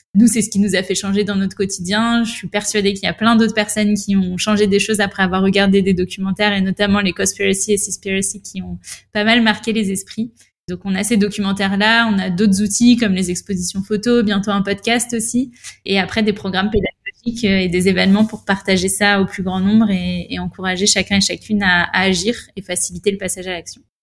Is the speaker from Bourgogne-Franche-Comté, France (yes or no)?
no; La Rochelle, Nouvelle-Aquitaine, France; also born or lived in Bordeaux / Paris / Madrid / Rome; J'ai grandi à La Rochelle depuis que je suis au collège